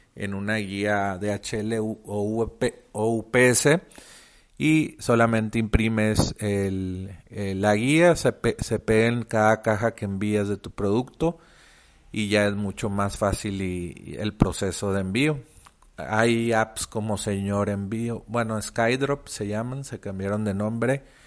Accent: Mexico; also born or lived in Monterrey; yo soy de México, vivo en Monterrey.

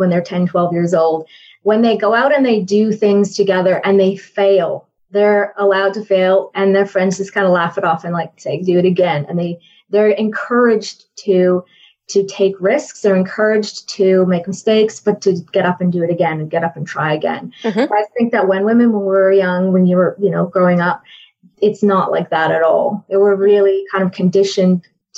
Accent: Canada; So I am actually Canadian. I don't know if you can tell from my accent

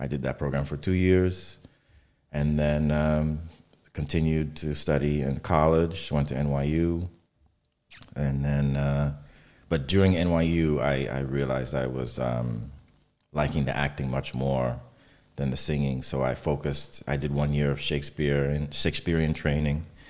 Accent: New York City, New York, United States; I grew up in New York, in Brooklyn, in Catholic church

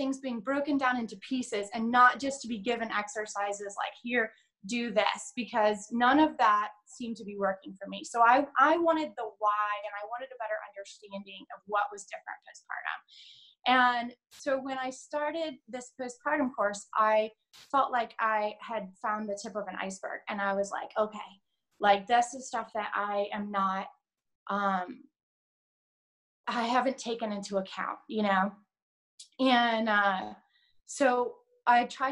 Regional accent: United States; also born or lived in England; I'm American

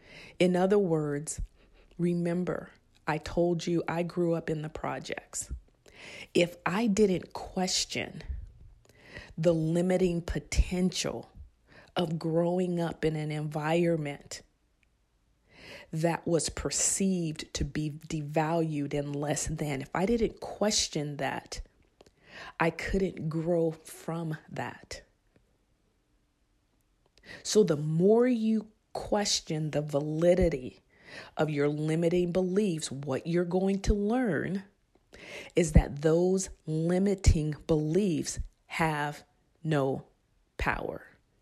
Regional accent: Bayo Vista, California, United States; I grew up in Bayo Vista, which is a project government assistant area.

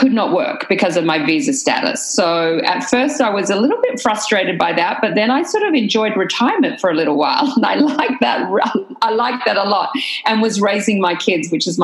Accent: Australia; moved away as an adult; now in United States; I moved from Australia on my husband's work visa

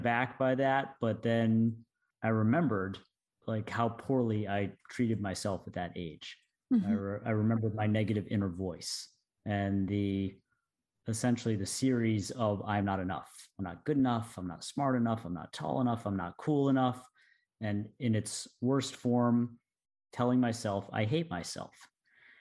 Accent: Durham, North Carolina, United States; moved away; went back to my hometown, Durham, North Carolina, approached the school that I went to, this middle school where I was 12 years old

